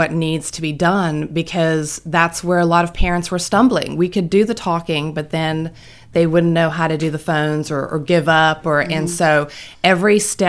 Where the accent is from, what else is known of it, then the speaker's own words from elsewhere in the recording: South Africa; moved away as an adult; I am from South Africa, so sound a little weird.